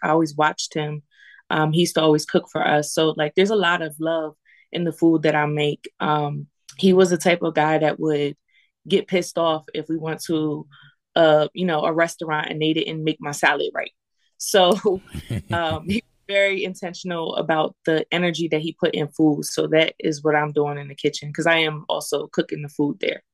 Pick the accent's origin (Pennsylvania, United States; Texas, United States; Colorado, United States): Pennsylvania, United States; Lancaster; I went to McCaskey. Um, and I and I grew up in the Southeast